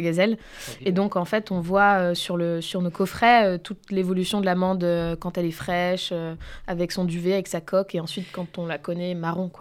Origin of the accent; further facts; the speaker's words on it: Bordeaux, Nouvelle-Aquitaine, France; je suis de Bordeaux